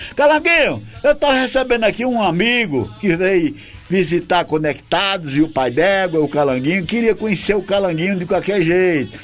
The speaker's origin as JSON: {"language": "Portuguese", "region": "Paraíba", "country": "Brazil", "said": "Sou da Paraíba e meu amor também. Não dou minha terrinha pela terra de ninguém."}